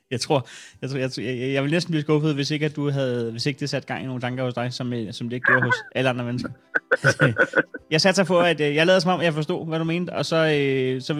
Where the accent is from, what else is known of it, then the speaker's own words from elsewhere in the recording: Copenhagen, Capital Region of Denmark, Denmark; jeg er fra København.